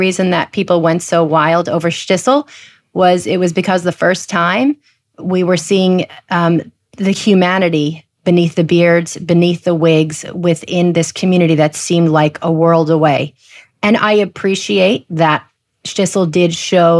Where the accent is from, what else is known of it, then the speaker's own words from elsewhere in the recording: New Jersey, United States; I grew up in New Jersey